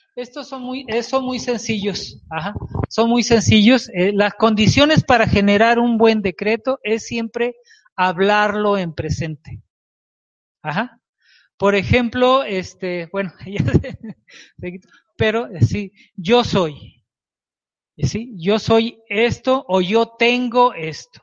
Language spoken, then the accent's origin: Spanish; Culiacán, Sinaloa, Mexico; moved away as an adult; now in Mexico City, Mexico; Y yo vivía en Sinaloa, en Culiacán, Sinaloa, soy de Culiacán, Sinaloa